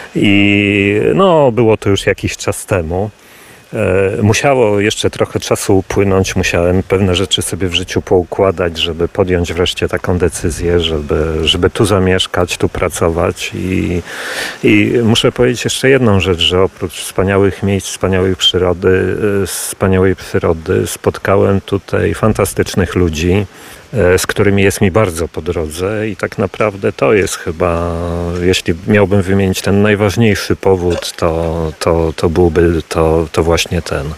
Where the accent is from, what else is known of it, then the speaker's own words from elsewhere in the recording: Warsaw, Masovian Voivodeship, Poland; moved away as an adult; now in Lublin Voivodeship, Poland; Ja urodziłem się w Warszawie, ale teraz tak naprawdę wracam na Lubelszczyznę.